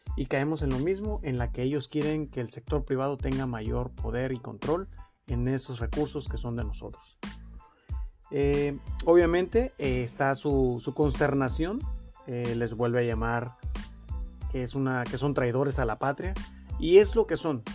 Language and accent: Spanish; Mexico; tenemos nosotros como mexicanos